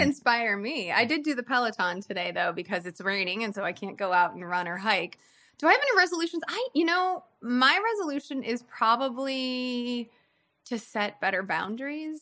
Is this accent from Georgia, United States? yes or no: no; Chicago, Illinois, United States; moved away; I grew up in Chicago